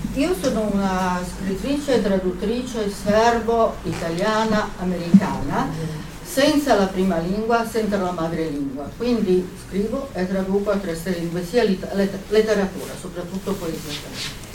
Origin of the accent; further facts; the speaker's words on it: Italy; sono cresciuta anche in Italia